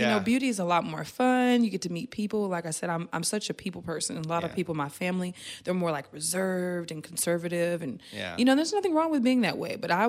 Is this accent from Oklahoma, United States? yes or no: yes; Tulsa, Oklahoma, United States; I'm from a small town, so I'm from Oklahoma, and Tulsa, Oklahoma, to be exact, and not a lot of people come from that town and actually do something great.